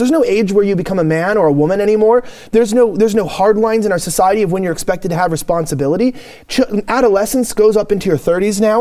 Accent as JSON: {"language": "English", "region": "California", "country": "United States", "said": "I'm from California"}